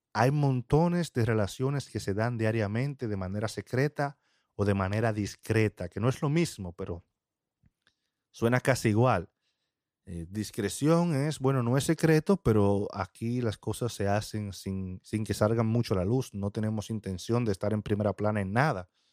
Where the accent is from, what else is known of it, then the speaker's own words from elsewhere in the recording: Dominican Republic; en mi país, RD